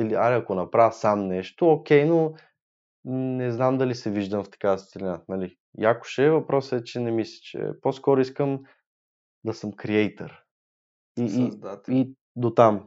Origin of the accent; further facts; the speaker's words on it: Sofia, Sofia City, Bulgaria; от един квартал сме, разбирате ли? От Иван Вазов сме, Южните махали